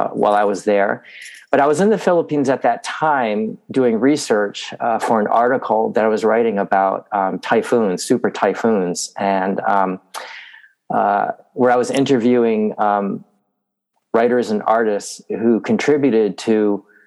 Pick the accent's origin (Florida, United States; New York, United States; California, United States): New York, United States; Binghamton; I grew up in like a new development in upstate New York, outside of Binghamton, New York